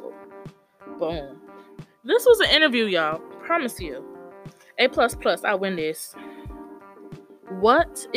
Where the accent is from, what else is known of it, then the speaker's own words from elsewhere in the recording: Tallahassee, Florida, United States; also born or lived in Atlanta, Georgia; from Tallahassee, Florida, by way of Atlanta, Georgia.